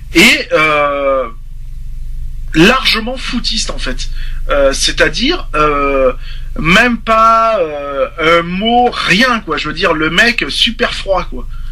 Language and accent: French; France; en tant que français et père de famille